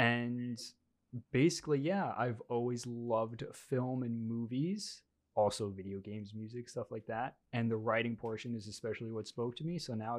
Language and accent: English; Long Island, New York, United States; also born or lived in South Korea; We're all seniors in college right now. Mm-hmm. I'm from Long Island, New York, but I was born in Korea. I was adopted. I came over here.